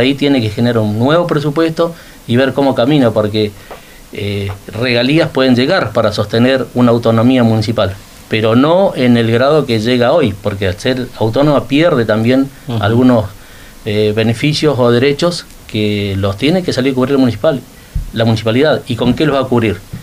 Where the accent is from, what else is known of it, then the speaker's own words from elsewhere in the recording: Río Gallegos, Santa Cruz, Argentina; yo soy nacido en Río Gallegos, tengo 59 años